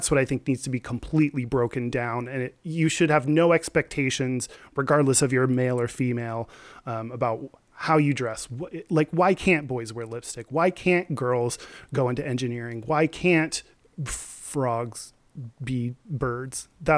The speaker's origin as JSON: {"language": "English", "region": "Texas", "country": "United States", "tie": "born or raised there", "said": "I grew up in Texas."}